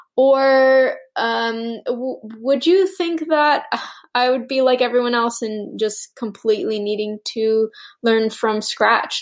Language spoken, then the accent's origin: English; Canada; first language Italian; I was born in Canada